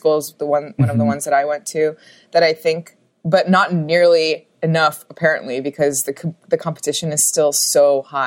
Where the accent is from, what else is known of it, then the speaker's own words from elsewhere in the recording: New York City, New York, United States; also born or lived in Los Angeles, California; I was born and raised in New York City.